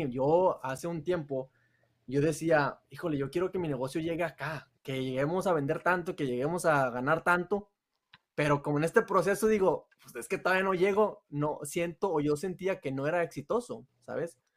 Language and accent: Spanish; Torreón, Coahuila, Mexico; pero es de Torreón también. Y yo también soy de Torreón.